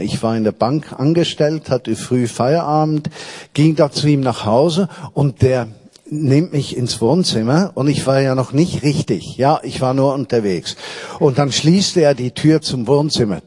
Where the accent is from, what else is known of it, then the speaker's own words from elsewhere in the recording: Switzerland; moved away as an adult; now in Berlin, Germany; ich war kulturchristlich aufgewachsen in der Schweiz